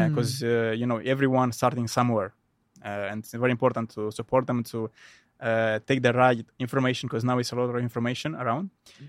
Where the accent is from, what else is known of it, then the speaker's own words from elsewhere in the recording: Moldova; English is a second language; I'm originally from the Republic of Moldova, from a small village.